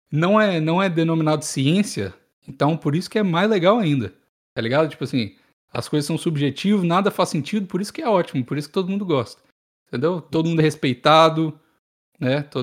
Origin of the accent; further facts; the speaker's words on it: Rio Grande do Sul, Brazil; Tenho 22 anos, sou do Rio Grande do Sul e não leio meu nome.